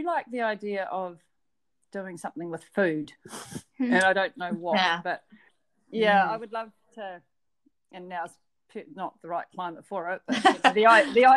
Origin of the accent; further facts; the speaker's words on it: Christchurch, Canterbury, New Zealand; also born or lived in Waimate, New Zealand; But I grew up in Christchurch. So I think we moved to Christchurch when I was one or thereabouts. And so I've lived in Christchurch my whole life, basically